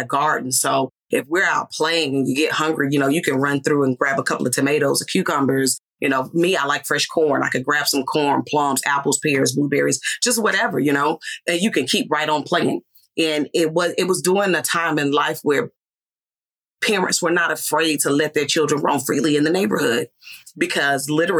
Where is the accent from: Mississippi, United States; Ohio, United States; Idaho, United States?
Mississippi, United States; I grew up in a small town in Mississippi